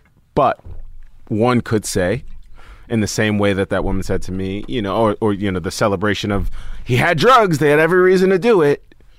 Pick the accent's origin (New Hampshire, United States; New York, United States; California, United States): New York, United States; Staten Island; growing up in Staten Island, growing up with teammates that were like, very racist towards like the teams we were playing